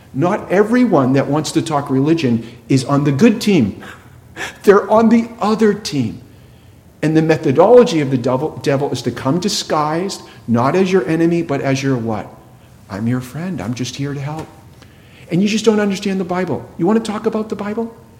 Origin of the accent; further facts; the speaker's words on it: New England, United States; I grew up in New England.